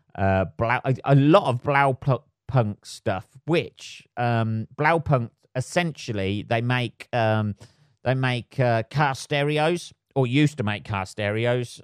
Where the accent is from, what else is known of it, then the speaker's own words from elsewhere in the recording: England, United Kingdom; I am English